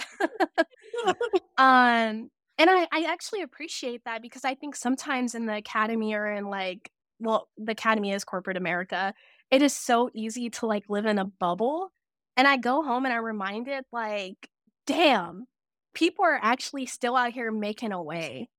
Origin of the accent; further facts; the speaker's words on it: Cleveland, Tennessee, United States; moved away as an adult; also born or lived in Toledo, Ohio; I was born in Toledo, Ohio, but I was raised in the middle of nowhere, Tennessee, Cleveland, Tennessee